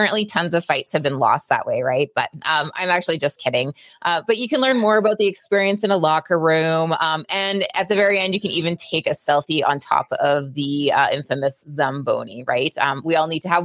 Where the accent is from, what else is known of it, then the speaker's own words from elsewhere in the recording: Canada; I'm so Canadian